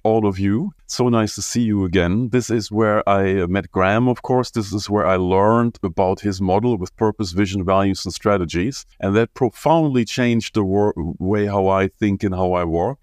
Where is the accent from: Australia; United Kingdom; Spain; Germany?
Germany; moved away as an adult; also born or lived in South Africa / Qatar; I am from Germany